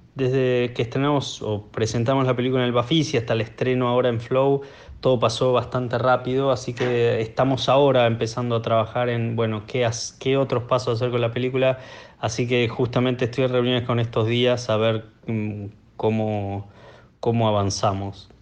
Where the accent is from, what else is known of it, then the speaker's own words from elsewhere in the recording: Buenos Aires, Argentina; yo soy de Buenos Aires